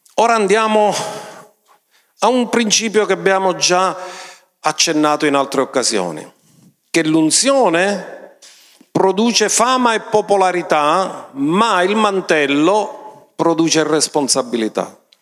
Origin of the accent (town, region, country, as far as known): Sicily, Italy